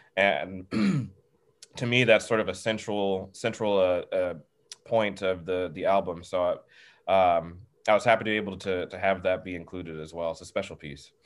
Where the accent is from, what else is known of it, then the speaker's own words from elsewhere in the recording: the South, United States; growing up in the South